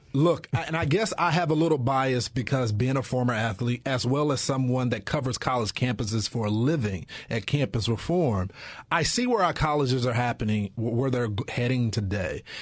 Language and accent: English; Texas, United States; I'm from Texas and it's a football state